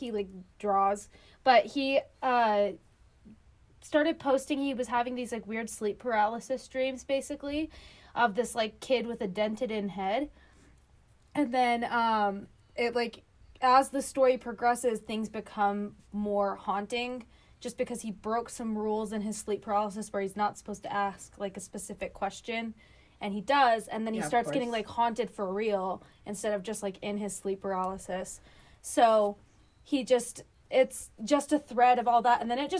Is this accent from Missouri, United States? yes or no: no; Utah, United States; moved away; I'm from Utah.